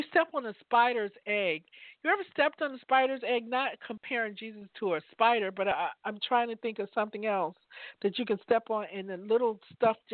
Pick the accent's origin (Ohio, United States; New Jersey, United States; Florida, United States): New Jersey, United States; Newark; now in Virginia, United States; I grew up in Newark, New Jersey